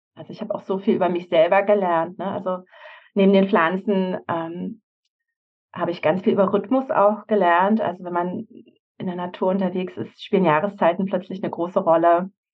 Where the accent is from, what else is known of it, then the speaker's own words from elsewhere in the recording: Havelland, Brandenburg, Germany; moved away as an adult; also born or lived in Berlin; bin ich im Havelland aufgewachsen bei Berlin